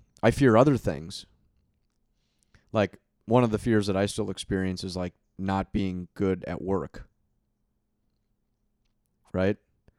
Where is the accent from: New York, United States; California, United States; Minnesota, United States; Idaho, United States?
Minnesota, United States; I grew up playing hockey in Minnesota, right?